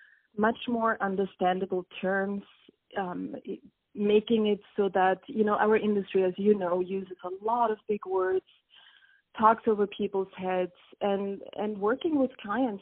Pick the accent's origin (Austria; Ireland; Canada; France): Austria; moved away as an adult; I actually attended a business school in my home country of Austria